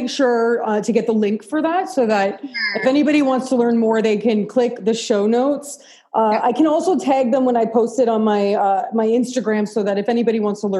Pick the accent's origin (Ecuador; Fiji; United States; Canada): Canada; I'll tell you where I feel it as a Canadian designer